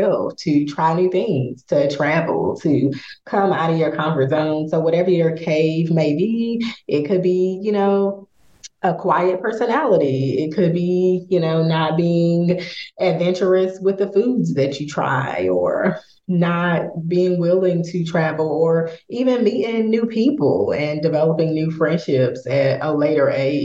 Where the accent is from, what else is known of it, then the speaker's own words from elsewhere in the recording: Raleigh, North Carolina, United States; moved away as an adult; now in St. Louis, United States; I am originally from Raleigh, North Carolina, which is about 1,000 miles away. So just transitioning here to St. Louis